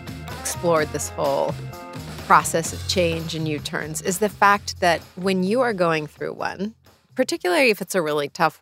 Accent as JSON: {"language": "English", "town": "New York City", "region": "New York", "country": "United States", "tie": "born or raised there", "said": "I was born and raised here"}